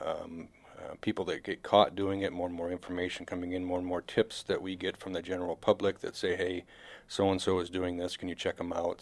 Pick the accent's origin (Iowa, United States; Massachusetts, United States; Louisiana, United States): Iowa, United States; Marshalltown; now in South Dakota, United States; I was born and raised in Central Iowa